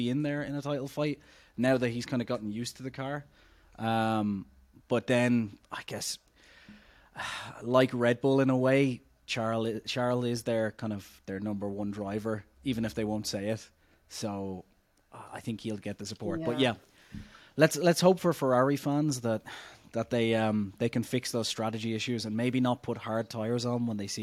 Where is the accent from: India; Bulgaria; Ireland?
Ireland; I'm Irish